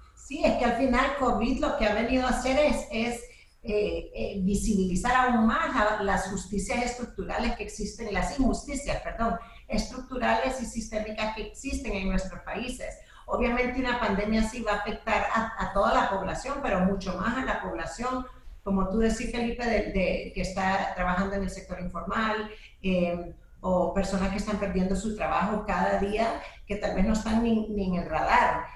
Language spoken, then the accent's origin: Spanish; El Salvador; also born or lived in United States; yo soy salvadoreña, soy una mujer de, este país que quiero muchísimo